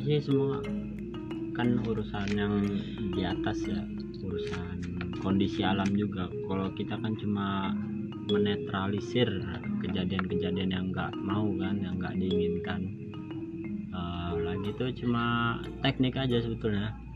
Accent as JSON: {"language": "Indonesian", "region": "West Java", "country": "Indonesia", "said": "saya sendiri itu saya dari Jawa Barat"}